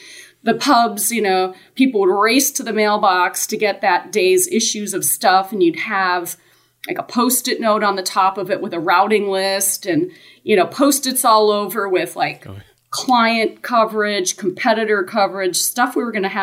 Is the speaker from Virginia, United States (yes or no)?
no; Wisconsin, United States; moved away as an adult; also born or lived in Dallas; I grew up in Wisconsin, went to college there